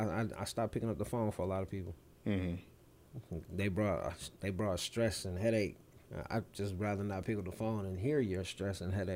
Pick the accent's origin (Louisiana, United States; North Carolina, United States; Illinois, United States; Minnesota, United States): Minnesota, United States; St. Paul; I grew up in St. Paul, mm-hmm. you know, St. Paul AME.